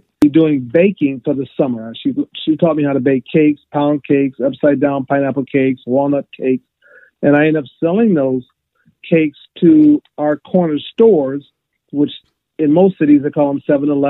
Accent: Webster Groves, Missouri, United States; growing up in St. Louis

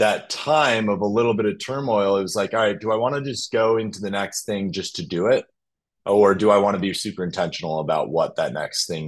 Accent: Minnesota, United States; moved away as an adult; also born or lived in China; I grew up in Minnesota

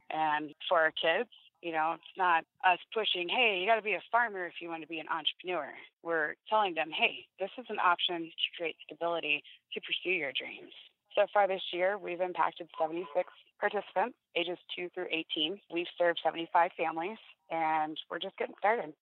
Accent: Florida, United States; now in Indiana, United States; I was born and raised in Florida. I did grow up my adolescence in Indiana

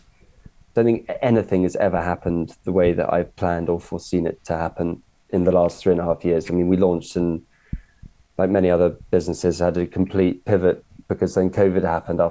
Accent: Cornwall, South West England, United Kingdom; And I grew up in Cornwall

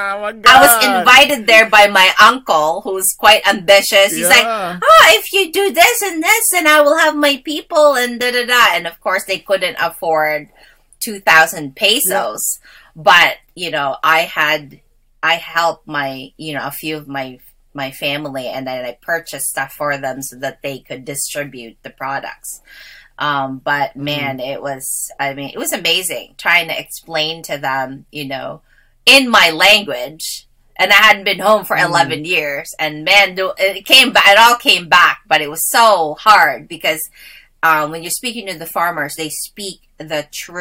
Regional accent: Wolfville, Nova Scotia, Canada; because I grew up in the Valley. When we first immigrated, I grew up in Gaspereau, Wolfville.

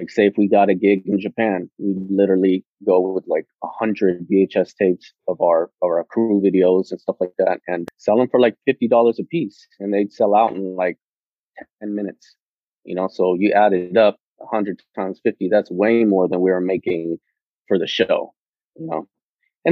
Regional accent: Panama; now in California, United States; the way that I was raised in Panama

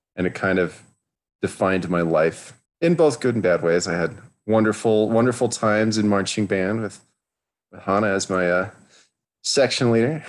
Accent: Los Alamos, New Mexico, United States; I grew up in Los Alamos, New Mexico, which is a wonderfully strange little town

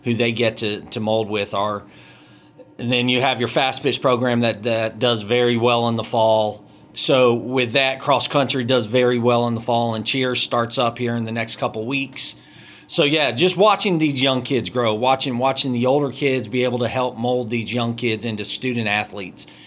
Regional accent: Marietta, Georgia, United States; also born or lived in Augusta, Georgia; born and bred in East Cobb, Marietta. Lassiter High School is the only school I know.

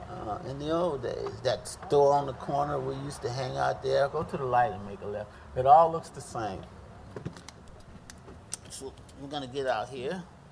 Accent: the South, United States; I came from the South with a strong family

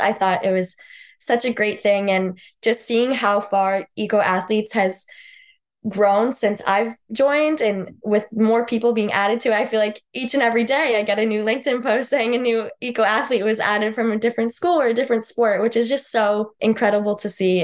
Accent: Southington, Connecticut, United States; moved away; I grew up in Southington, Connecticut. I lived there my whole life

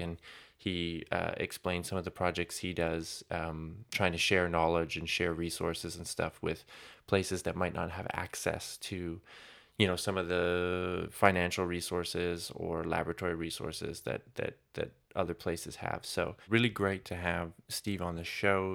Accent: Canada; now in Germany; I'm originally from Canada

